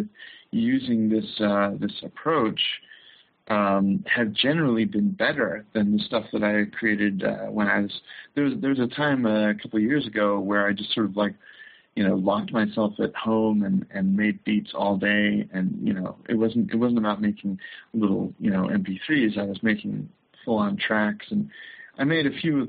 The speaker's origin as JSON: {"language": "English", "town": "Chicago", "region": "Illinois", "country": "United States", "moved": "as an adult", "lives_now": "Los Angeles, United States", "said": "I come from Chicago."}